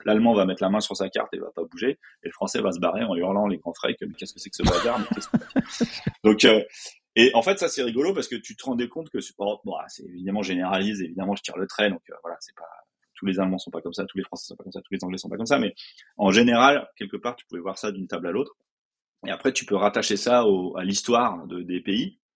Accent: France; je suis français

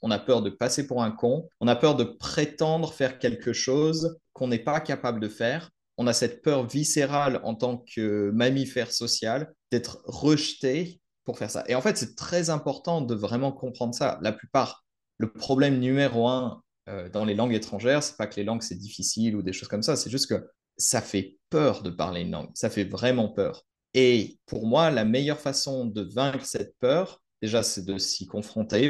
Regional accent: France; je suis français

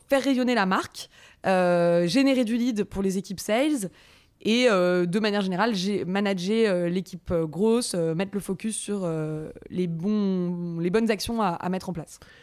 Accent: Paris, Île-de-France, France; also born or lived in Montreal, Canada; je suis parisienne

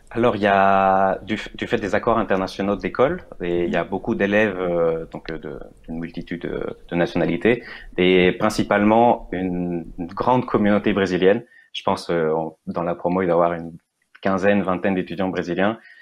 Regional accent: Venezuela; moved away as an adult; now in France; à la base, je viens du Venezuela

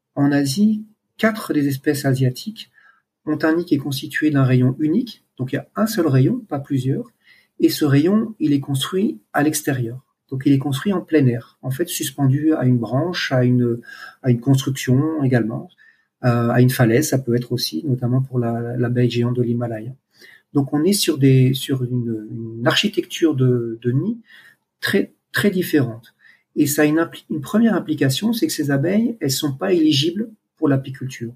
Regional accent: France; moved away as an adult; now in Cambodia; je suis français, j'ai 53 ans et je vis au Cambodge depuis un peu plus de 13 ans maintenant

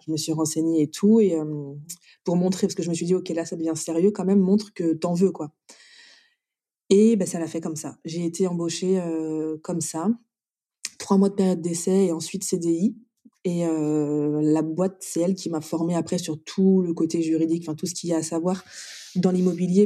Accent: Brest, Brittany, France; moved away; also born or lived in Nantes / Nice; je suis née à Brest, donc je suis bretonne

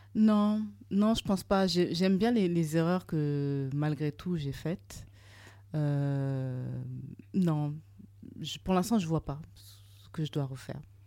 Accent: Burkina Faso; moved away; also born or lived in Trouville, Normandy, France; Je suis originaire du Burkina Faso

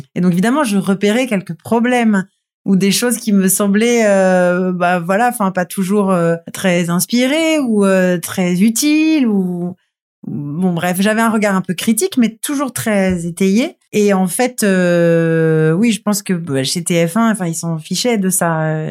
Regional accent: Toulon, Provence-Alpes-Côte d'Azur, France; j'ai grandi à Toulon

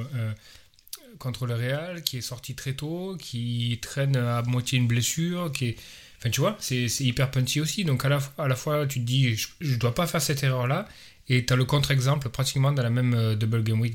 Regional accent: France; en tant que Français

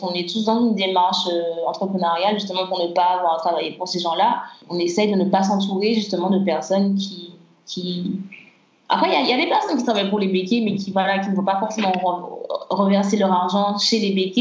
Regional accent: Martinique; en grandissant en Martinique

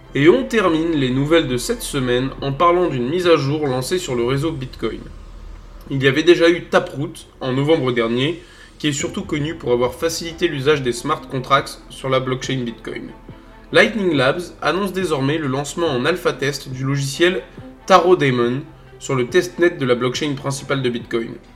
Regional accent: the North, Hauts-de-France, France; je suis du Nord

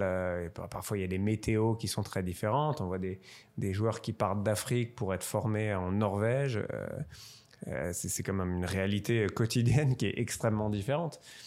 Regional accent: Strasbourg, Grand Est, France; je suis originaire de Strasbourg

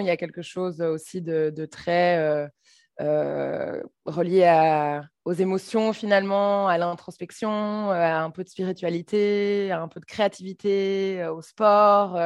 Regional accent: Brussels, Brussels-Capital Region, Belgium; je suis bruxelloise

